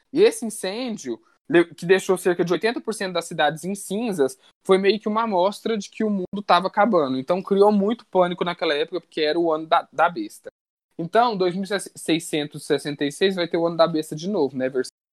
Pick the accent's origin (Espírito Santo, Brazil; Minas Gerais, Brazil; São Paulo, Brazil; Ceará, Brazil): Minas Gerais, Brazil; eu sou mineiro